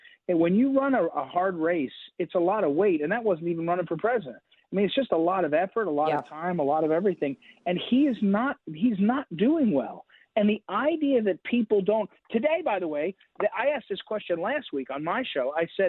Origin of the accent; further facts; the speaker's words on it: New Jersey, United States; You know, I grew up in New Jersey.